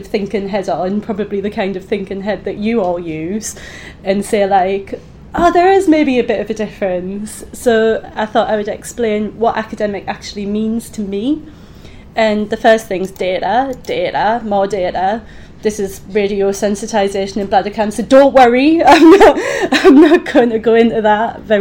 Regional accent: Easington Colliery, North East England, United Kingdom; moved away as an adult; also born or lived in Edinburgh; now in Oxford, United Kingdom; the year I was born in Easington Colliery while my dad was on strike. I went to a normal school in Easington.

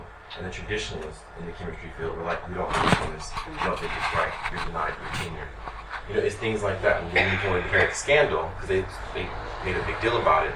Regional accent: United States; As an American

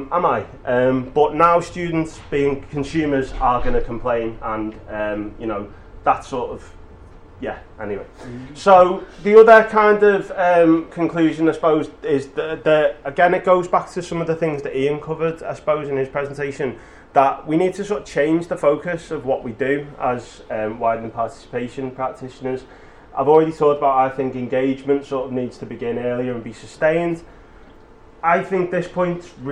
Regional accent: Liverpool, North West England, United Kingdom; I'm from Liverpool

